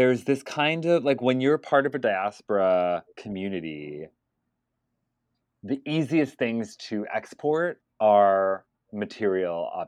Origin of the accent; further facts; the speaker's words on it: United States; an American Palestinian